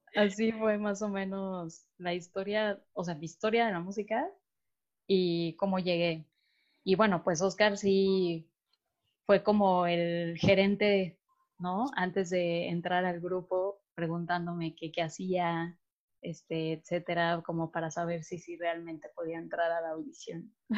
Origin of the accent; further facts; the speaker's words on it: Mexico City, Mexico; los cuatro somos de la Ciudad de México